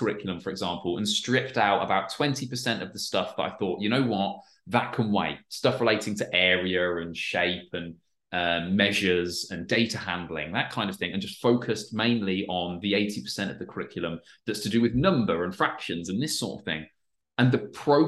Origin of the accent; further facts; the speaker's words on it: Peterborough, East of England, United Kingdom; I'm from England, so it would have been it's a school in Peterborough in England, where I'm from